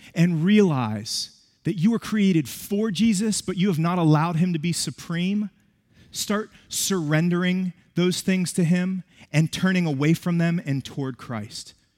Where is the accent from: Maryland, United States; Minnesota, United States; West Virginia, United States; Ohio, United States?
West Virginia, United States; moved away; I was born and raised in West Virginia.